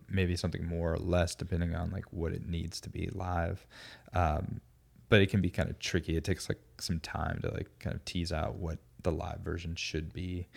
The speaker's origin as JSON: {"language": "English", "town": "Alpharetta", "region": "Georgia", "country": "United States", "tie": "born or raised there", "also_born_or_lived": "Florida / Athens, Georgia", "said": "I grew up in the Atlanta area, like the suburbs"}